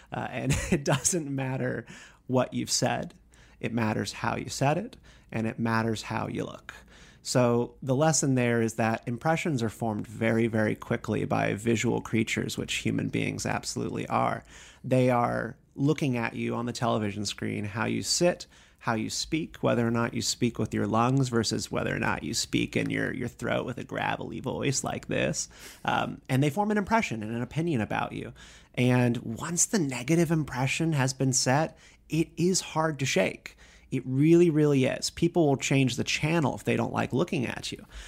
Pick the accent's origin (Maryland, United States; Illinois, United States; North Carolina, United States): North Carolina, United States; Raleigh; moved away as an adult; now in Washington, D.C., United States; I'm a North Carolina boy